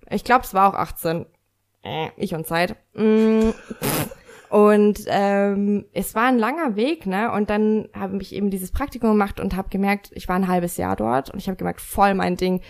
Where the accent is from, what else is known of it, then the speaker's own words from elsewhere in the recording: Lower Bavaria, Germany; also born or lived in Munich; now in Nuremberg, Germany; Ich komme aus Minga und äh, ich äh, bin am Land groß geworden, deswegen, also in Niederbayern